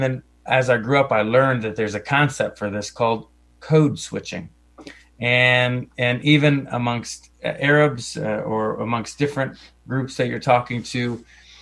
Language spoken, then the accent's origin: English; Roanoke Valley, Virginia, United States; We settled here in the early 80s in the western part of Virginia in the Roanoke Valley.